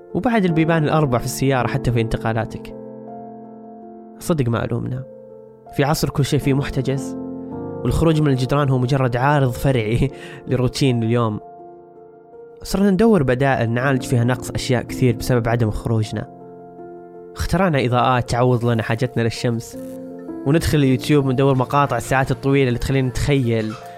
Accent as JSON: {"language": "Arabic", "country": "Saudi Arabia", "said": "علينا كسعوديين أو حتى عرب"}